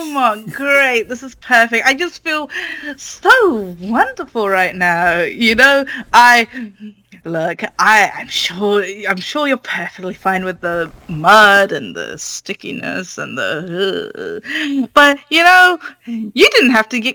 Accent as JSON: {"language": "English", "country": "United Kingdom", "said": "I'm British"}